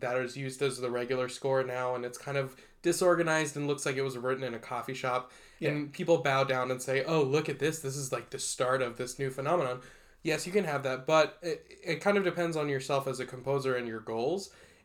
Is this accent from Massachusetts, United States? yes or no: no; Texas, United States; I'm from Texas. I did a lot of band growing up.